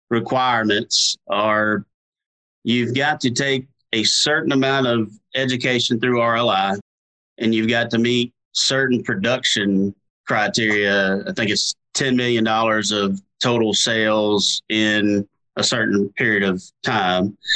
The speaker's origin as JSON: {"language": "English", "region": "Louisiana", "country": "United States", "tie": "born or raised there", "said": "I grew up hunting in Louisiana, duck hunting in Venice in South Louisiana, and deer hunting in North Louisiana."}